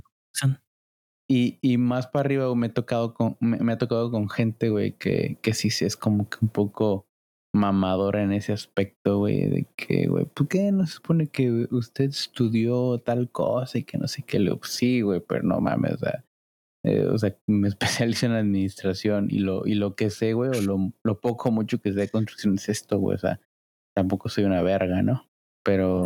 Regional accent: Cancún, Quintana Roo, Mexico; yo soy de Cancún

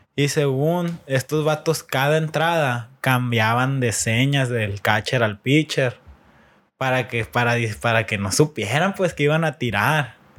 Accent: Mexico; nosotros como mexicanos

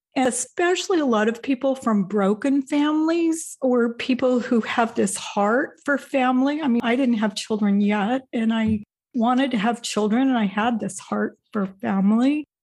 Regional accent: Indiana, United States; moved away as an adult; also born or lived in Wisconsin / Salt Lake City; my family moved to Indiana soon after that, and I spent the first forty-five years of my life in Indiana

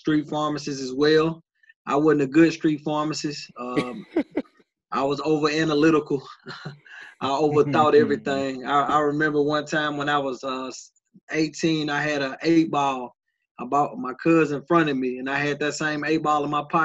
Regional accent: Nashville, Tennessee, United States; I'm born and raised in Nashville.

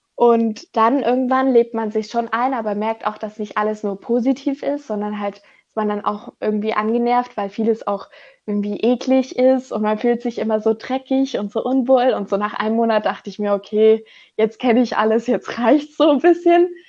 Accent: Germany; ich komme aus Deutschland, ich komme nicht aus Europa

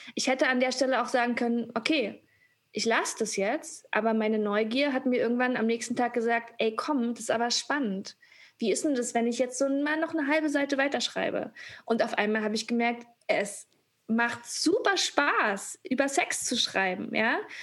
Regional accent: GDR, East Germany, Germany; ich bin auch äh, in der DDR geboren

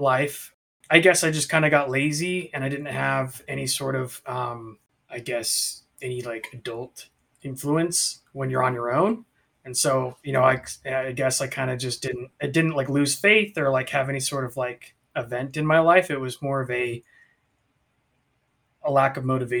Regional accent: South Jordan, Utah, United States; I'm from South Jordan, Utah, which is a suburb of Salt Lake, about 25 minutes

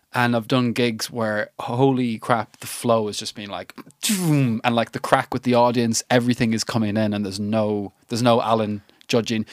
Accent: Ireland; I'm an Irish lad

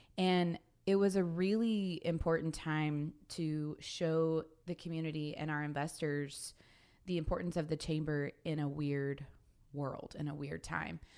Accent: Sapulpa, Oklahoma, United States; also born or lived in Kilgore, Texas; now in Guthrie, United States; I am originally from Sepulpa, Oklahoma

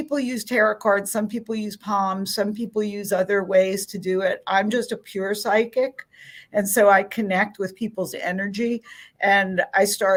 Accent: New Orleans, Louisiana, United States; I'm from New Orleans, and I've been a professional psychic medium here for coming on 40 years

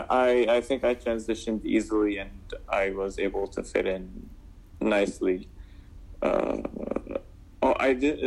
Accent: Damascus, Damascus Governorate, Syria; now in United States; I grew up back in Damascus, Syria

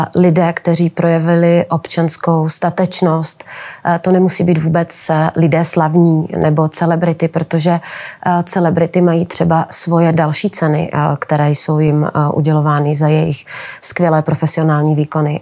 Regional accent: Moravia, Czechia; taky jsem z Moravy

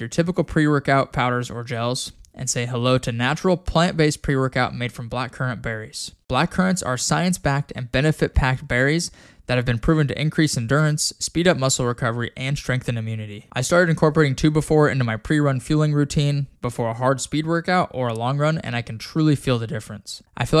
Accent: Casper, Wyoming, United States; I remember growing up in Wyoming, like it seemed like every summer there was just like that apocalyptic smoke that would roll in from Canada or Montana, right?

